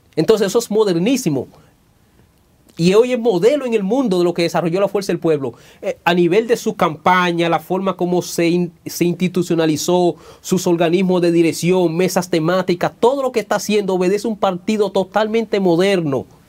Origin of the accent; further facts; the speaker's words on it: Dominican Republic; moved away; en la República Dominicana, en mi país